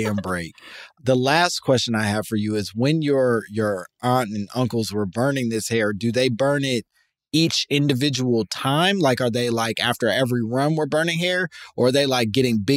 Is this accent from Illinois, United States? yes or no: yes; Oak Park, Illinois, United States; Oak Park, Illinois. It's a gorgeous suburb of Chicago